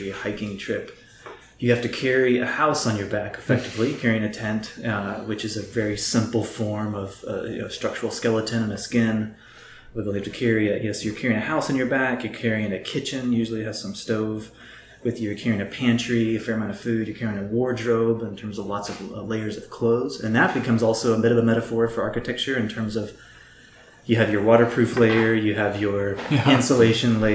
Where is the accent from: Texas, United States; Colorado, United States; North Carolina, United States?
Texas, United States; Austin; I am originally from the Austin area, from Central Texas.